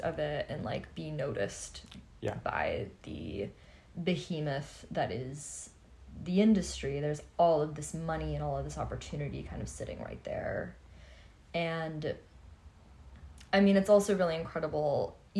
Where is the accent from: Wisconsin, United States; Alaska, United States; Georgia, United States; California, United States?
California, United States; Los Angeles; I grew up in Hollywood